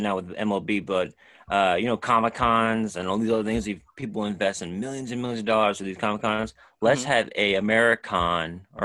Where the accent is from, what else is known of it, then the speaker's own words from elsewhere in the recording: New York City, New York, United States; growing up in New York City